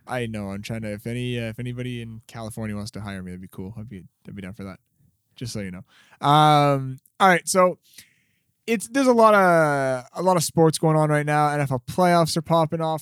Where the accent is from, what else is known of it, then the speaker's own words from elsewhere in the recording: Canada; we're Canadian